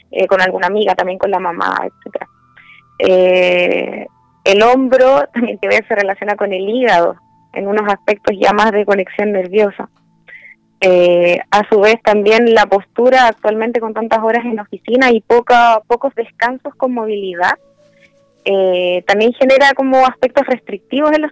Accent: Santiago, Santiago Metropolitan, Chile; born there; now in Viña del Mar, Chile; Eh, nací en Santiago, pero he vivido en otras ciudades, pero llevo la mayor parte del tiempo aquí.

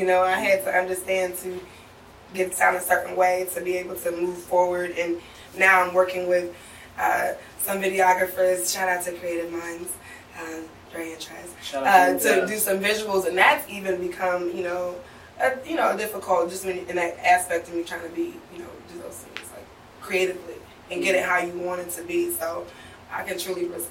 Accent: Kansas City, United States; moved away; I'm from Kansas City originally

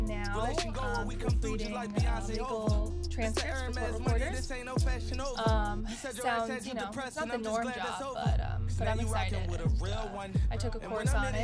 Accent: Riverton, Connecticut, United States; I'm from Riverton, Connecticut

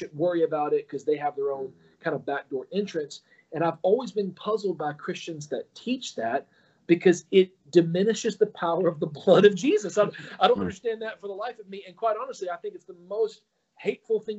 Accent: Alabama, United States; I was raised in Alabama, not the Jewish epicenter of the world

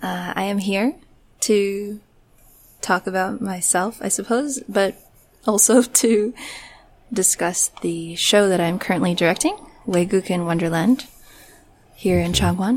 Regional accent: Riverside, California, United States; moved away as an adult; also born or lived in New Jersey; now in South Korea; I was born in Riverside, California. And I lived and grew up in Southern California, moved around a bit, traveled here and there, and now I'm here in Korea.

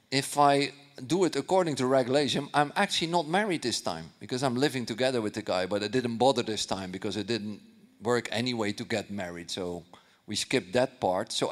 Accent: Netherlands; you know, I'm from Holland. I, I, I, I, didn't grow up in church.

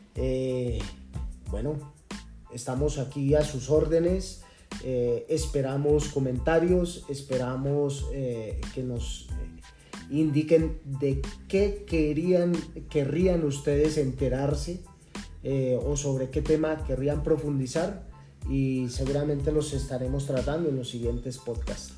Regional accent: Colombia

